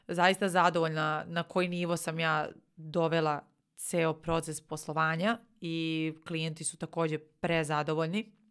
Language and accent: Croatian; Nova Pazova, Vojvodina, Serbia; A, a ja sam inače iz Nove Pazove. Nova Pazova ima 30.000 stanovnika.